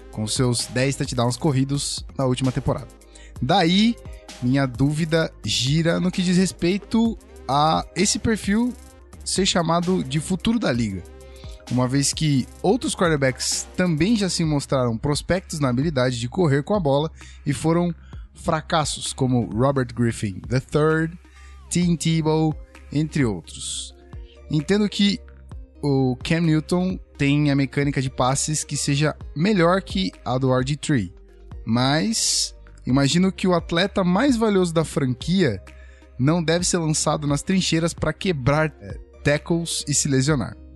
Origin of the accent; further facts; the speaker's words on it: João Pessoa, Paraíba, Brazil; sou de João Pessoa, na Paraíba, torcedor do Broncos e dos Espectros, aqui da minha cidade.